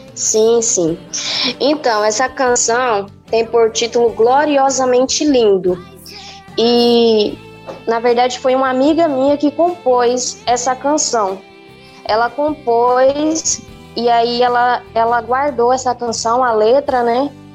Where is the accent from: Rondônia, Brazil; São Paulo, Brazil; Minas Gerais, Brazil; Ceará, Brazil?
Rondônia, Brazil; now in Matupi, Brazil; eu nasci em Rondônia, no estado de Rondônia, e vim morar aqui no estado do Amazonas.